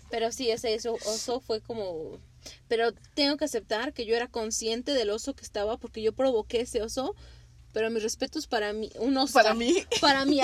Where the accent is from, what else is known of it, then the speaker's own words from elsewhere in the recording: Mexico; Para nosotros este como mexicanos el chile